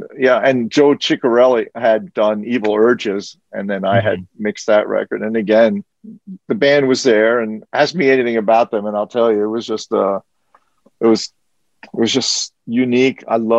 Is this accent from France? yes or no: yes; France; English is a second language; I spoke French, although he wrote it in English, but you know, I grew up in France, so I was still fluent in French.